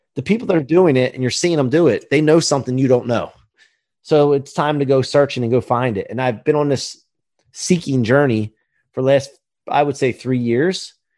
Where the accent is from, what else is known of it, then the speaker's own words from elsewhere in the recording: outside of Philadelphia, Pennsylvania, United States; also born or lived in northeastern Maryland; now in Ocean City, United States; I grew up outside of Philly, and then high school in northeastern Maryland, and then settled here at the beach